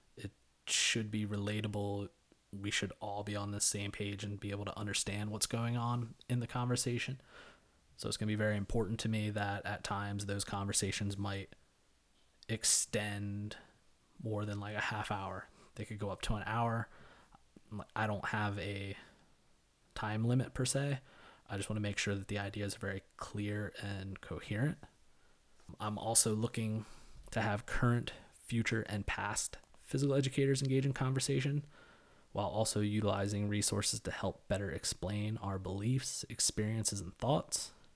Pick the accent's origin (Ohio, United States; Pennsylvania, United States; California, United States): Pennsylvania, United States; Elizabethtown; moved away as an adult; also born or lived in New York; I was born in Lancaster County, Pennsylvania, to teenage parents. I graduated from Elizabethtown Area High School in two thousand eight.